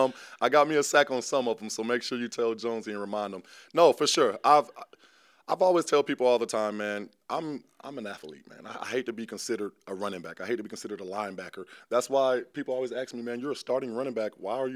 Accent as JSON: {"language": "English", "town": "Tampa", "region": "Florida", "country": "United States", "said": "I'm just from Tampa, Florida. Like I said, father retired a Buccaneer and never left."}